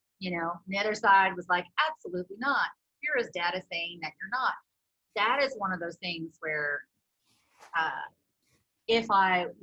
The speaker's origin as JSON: {"language": "English", "town": "Prairie Grove", "region": "Arkansas", "country": "United States", "lives_now": "Johnson, United States", "said": "I'm also from Prairie Grove, Arkansas, and it's a very agricultural town."}